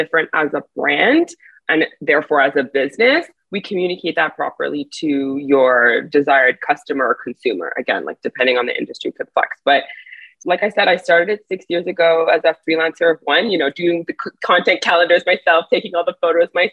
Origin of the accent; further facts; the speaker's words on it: Montreal, Quebec, Canada; also born or lived in Miami / New York; now in Toronto, Canada; So I'm from Montreal originally. Now I'm based in Toronto.